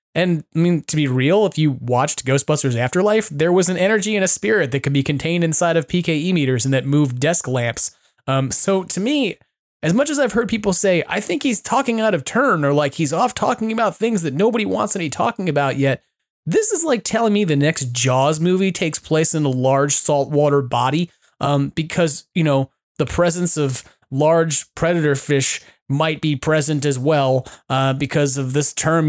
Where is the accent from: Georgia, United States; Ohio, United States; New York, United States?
New York, United States; New York City; I was born and raised in New York